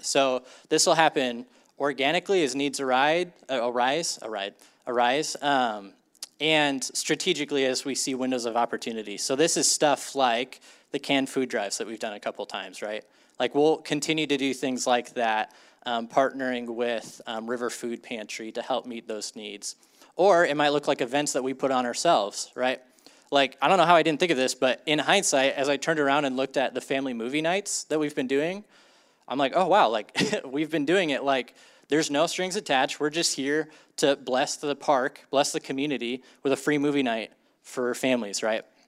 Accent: Ames, Iowa, United States; I grew up in Ames, Iowa, like a pretty normal suburban, uh, childhood

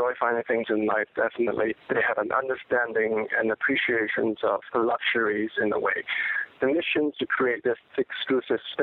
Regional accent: Hong Kong; moved away as an adult; now in New York City, United States; I'm from Hong Kong. I'm Chinese

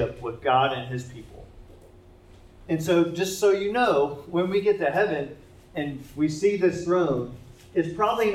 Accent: Indianapolis, Indiana, United States; I'm from Indianapolis, and our biggest sporting event is the Indy 500

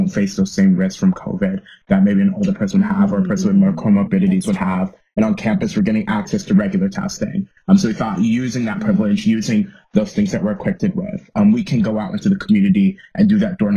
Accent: Orlando, Florida, United States; now in Los Angeles, United States; I'm originally from Orlando, but now I live right outside of Los Angeles

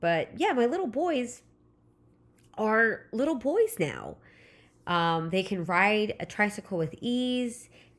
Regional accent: California, United States; Again, I live in Southern California. I grew up in Southern California, so Disneyland was always the summer vacation.

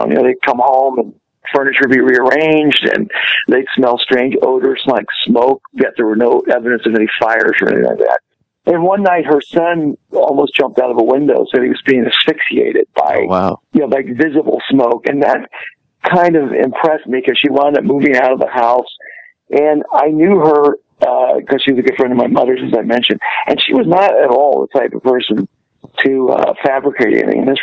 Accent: southern Ohio, United States; now in Los Angeles, United States; originally I, I grew up in Ohio, uh, southern Ohio

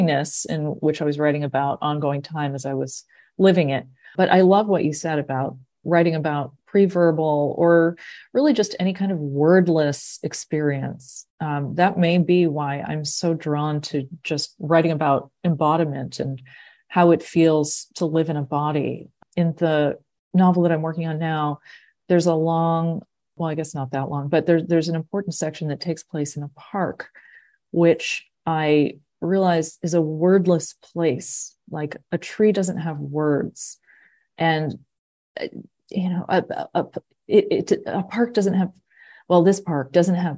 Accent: Massachusetts, United States; growing up in Massachusetts at the time that I did

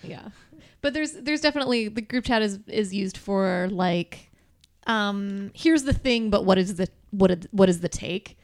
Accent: Detroit, Michigan, United States; now in Lansing, United States; I'm from, like, uh, Metro Detroit

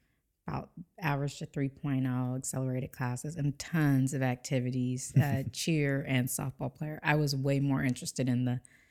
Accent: San Diego, California, United States; San Diego.

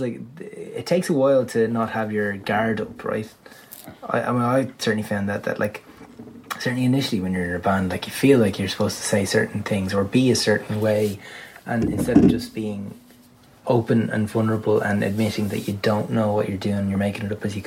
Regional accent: Ireland; being an Irish musician

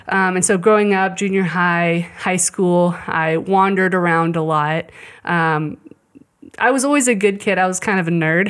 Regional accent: Shawnee, Kansas, United States; also born or lived in Colorado; I grew up in Shawnee

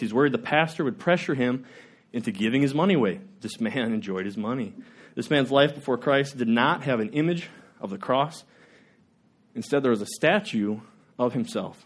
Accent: Worthington, United States; I grew up in the Worthington

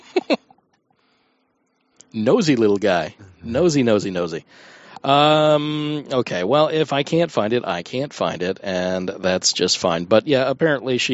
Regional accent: Florida, United States; I grew up in Florida

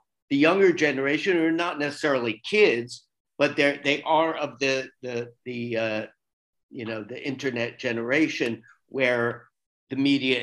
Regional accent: Florida, United States; moved away as an adult; also born or lived in New York City; I grew up in Florida, but I spent most of my adult life in New York City

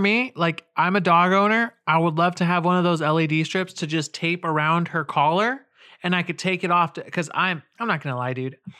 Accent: California, United States; we're both from California and, uh, the West, where the elements aren't that harsh

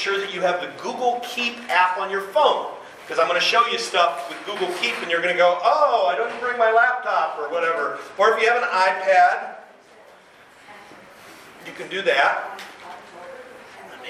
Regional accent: Lafayette, Indiana, United States; now in Michigan, United States; I grew up in Indiana

